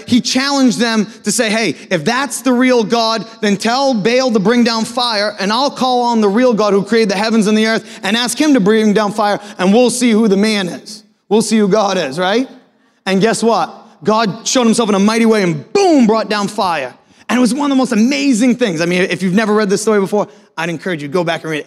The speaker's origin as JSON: {"language": "English", "region": "Maine", "country": "United States", "tie": "born or raised there", "also_born_or_lived": "Philadelphia / Natick/Framingham, Massachusetts", "moved": "as an adult", "lives_now": "Foxborough, United States", "said": "I'm actually born and raised in Maine"}